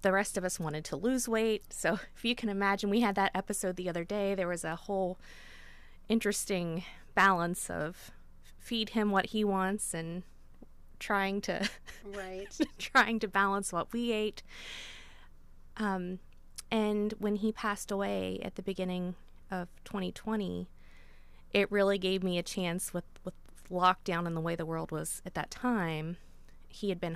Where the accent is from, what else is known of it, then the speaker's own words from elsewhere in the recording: Meigs County, Ohio, United States; also born or lived in Athens, Ohio; I'm from Meigs County